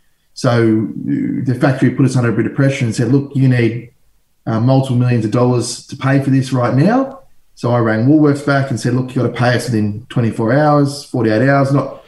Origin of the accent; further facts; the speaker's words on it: Noorat, Victoria, Australia; also born or lived in Northern Territory; I grew up, born in Northern Territory, and I grew up in Noorat, which is not too far away from where you're located, Tom.